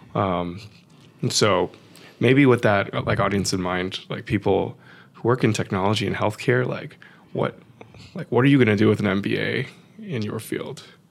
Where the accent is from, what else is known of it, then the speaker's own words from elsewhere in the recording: San Francisco, California, United States; growing up in San Francisco, probably sixty percent Chinese